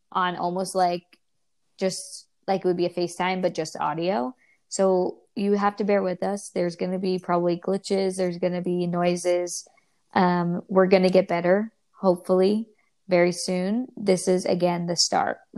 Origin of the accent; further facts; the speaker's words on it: New York, United States; now in California, United States; we're originally from New York.